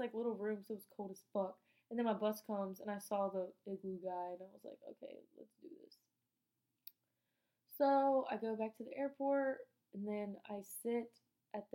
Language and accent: English; United States; I'm American, too